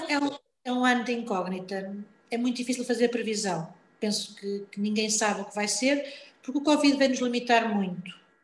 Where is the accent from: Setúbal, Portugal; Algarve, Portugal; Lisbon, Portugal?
Lisbon, Portugal; now in Ponte de Lima, Portugal; Nasci em Lisboa, por um acaso, porque os meus pais